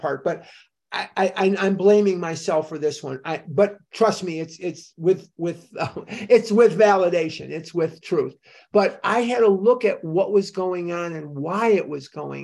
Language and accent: English; Chicago, Illinois, United States; I grew up in Chicago. I'm a Chicagoan through and through, Northside Mather High School, class of 72.